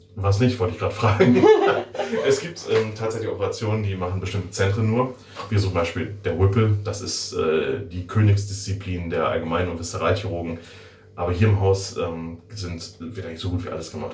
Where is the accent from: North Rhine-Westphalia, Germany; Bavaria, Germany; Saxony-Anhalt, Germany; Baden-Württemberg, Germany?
North Rhine-Westphalia, Germany; Werther; moved away as an adult; now in Schiffdorf, Germany; Ich komme aus der wunderschönen Stadt Werther. Ich bin ein Werthers Original sozusagen